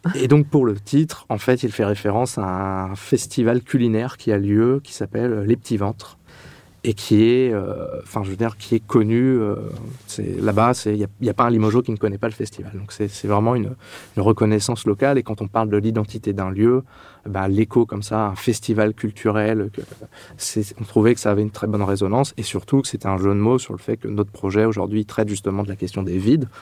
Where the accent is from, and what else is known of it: Châlons-en-Champagne, Grand Est, France; born or raised there; moved away as an adult; also born or lived in Reims / Clermont-Ferrand